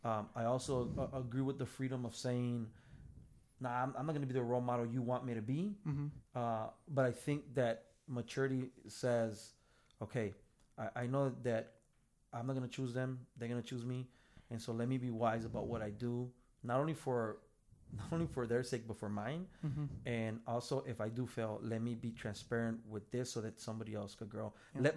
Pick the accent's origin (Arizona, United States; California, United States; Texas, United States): California, United States; Look, I was born here. Born and raised in California.